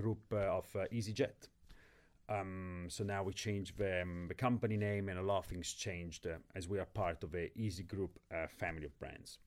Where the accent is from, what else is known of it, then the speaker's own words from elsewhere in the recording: Milan, Lombardy, Italy; moved away as an adult; also born or lived in London / Tanzania; now in Ibiza, Spain; I'm born and raised in Milan